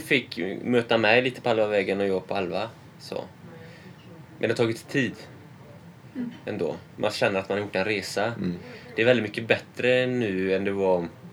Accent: Sweden; jag som svensk

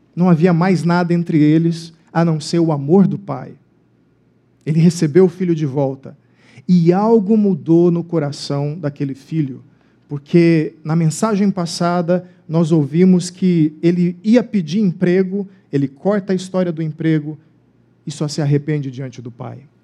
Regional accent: Cuiabá, Mato Grosso, Brazil; moved away; a minha cidade natal, Cuiabá

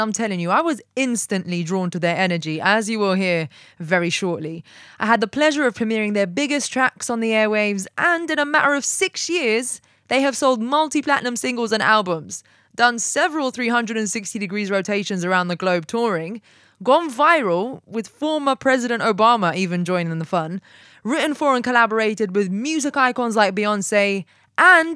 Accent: London, United Kingdom; moved away; also born or lived in Atlanta; I'm from London, but Atlanta adopted me.

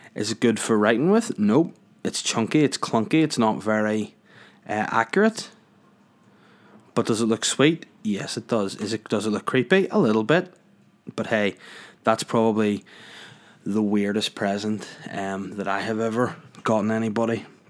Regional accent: North Down, Northern Ireland, United Kingdom; moved away as an adult; I'm from North Darn. I've been from North Darn for longer.

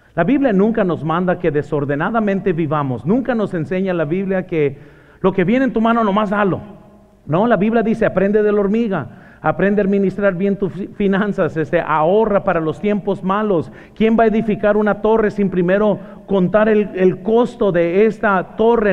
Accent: Mexico; moved away; also born or lived in Morgan Hill; soy mexicano

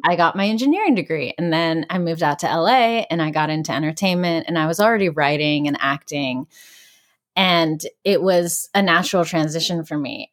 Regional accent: Greensburg, Pennsylvania, United States; moved away; Greensburg where I shot the film, my hometown in Pennsylvania

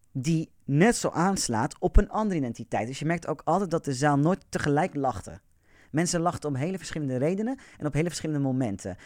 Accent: Amersfoort, Utrecht, Netherlands; Ik ben notabene geboren in Amersfoort.

